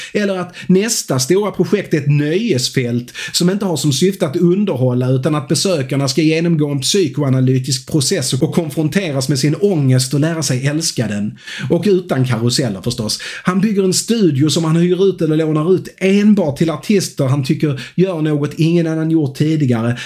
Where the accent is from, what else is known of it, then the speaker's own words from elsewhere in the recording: Skåne, Sweden; jag är en glad skåning